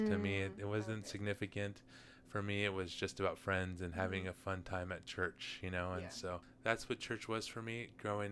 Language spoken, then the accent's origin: English; Southern California, United States; I was born and raised in Southern California.